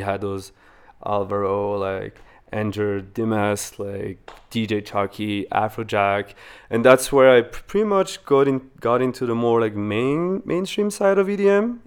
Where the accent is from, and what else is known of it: Wallonia, Belgium; born or raised there; English is a second language; moved away as an adult; also born or lived in Venezuela; now in Vancouver, Canada